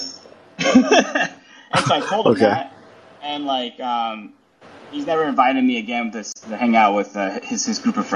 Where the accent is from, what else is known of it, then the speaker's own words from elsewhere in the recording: California, United States; now in New York, United States; I'm so Californian